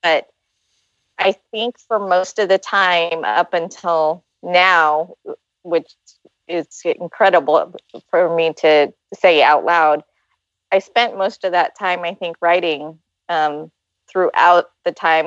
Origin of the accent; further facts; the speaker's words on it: Ventura County, California, United States; I'm from Ventura County.